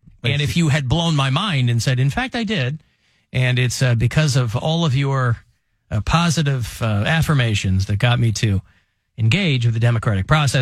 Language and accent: English; Utica, New York, United States; No, I'm from Utica.